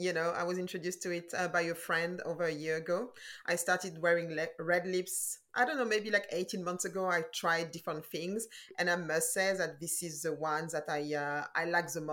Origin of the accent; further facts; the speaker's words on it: Paris, Île-de-France, France; moved away as an adult; also born or lived in London, United Kingdom / Burkina Faso; now in New York, United States; I grew up in Paris. I was born and raised in Paris.